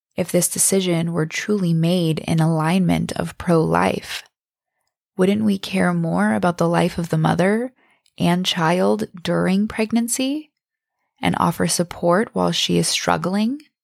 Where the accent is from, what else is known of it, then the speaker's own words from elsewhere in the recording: Bangor, Maine, United States; now in San Diego, United States; my hometown in Bangor, Maine